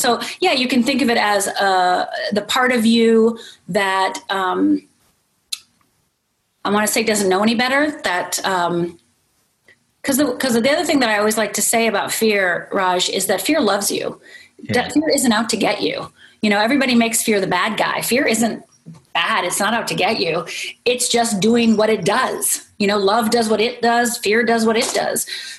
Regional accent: Northern Minnesota, United States; I'm from Northern Minnesota. It's like, I'm from a little tiny town, you know?

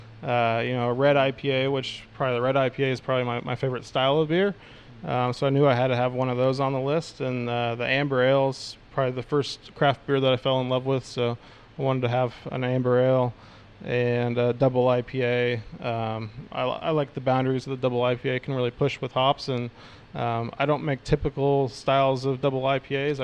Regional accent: Seattle, Washington, United States; moved away as an adult; now in Melbourne, Australia; I grew up in Seattle, Washington, which is kind of the top north corner there

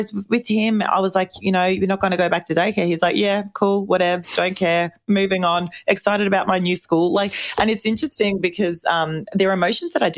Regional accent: Melbourne, Victoria, Australia; we're from Melbourne, but it's usually four seasons in a day

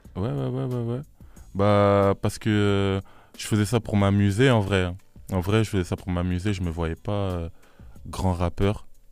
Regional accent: Sainte-Geneviève-des-Bois, Île-de-France, France; On vient tous de Sainte-Geneviève-des-Bois

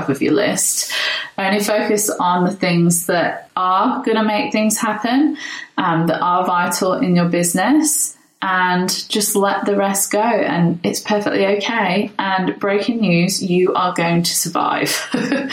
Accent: England, United Kingdom; now in Brisbane, Australia; I'm English

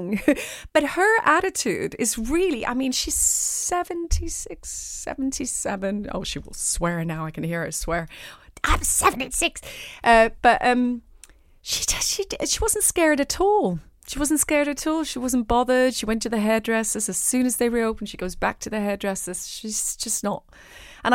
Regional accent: Zurich, Switzerland; I was born in Zurich.

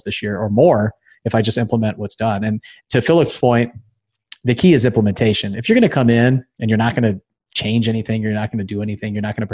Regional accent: Thousand Oaks, California, United States; I grew up in Thousand Oaks, just outside

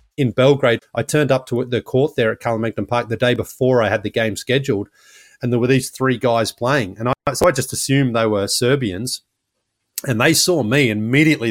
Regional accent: Australia; now in United States; I'm from Australia, but I live in the United States

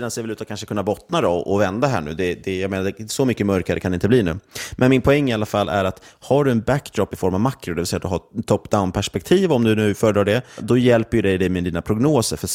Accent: Sweden; framförallt tycker jag att det är svårt som svensk investerare att få exponering mot det.

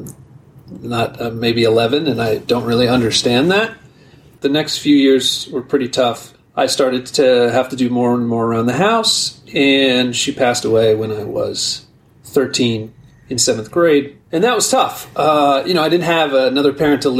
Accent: Newark, New Jersey, United States; I was born in Newark, New Jersey

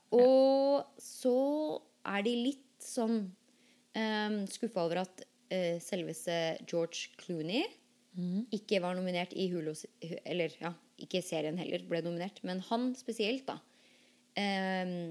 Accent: Norway; now in United States; vi som er født og oppvokst i Norge

